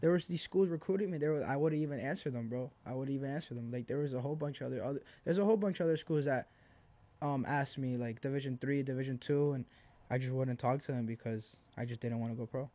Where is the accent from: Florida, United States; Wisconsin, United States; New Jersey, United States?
New Jersey, United States; Elizabeth; also born or lived in Argentina / Milwaukee; I grew up here. Like, I'm from Jersey